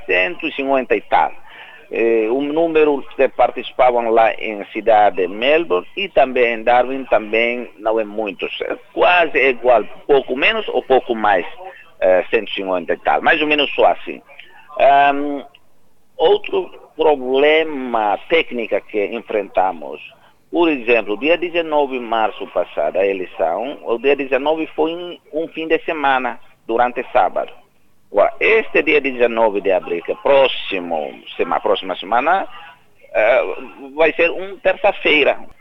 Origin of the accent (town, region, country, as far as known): Timor-Leste; moved away as an adult; now in New South Wales, Australia